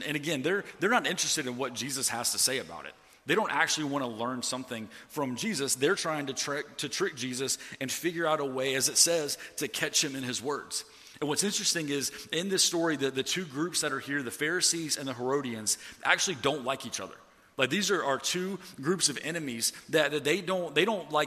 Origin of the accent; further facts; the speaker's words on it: Atlanta, Georgia, United States; moved away; I'm from Atlanta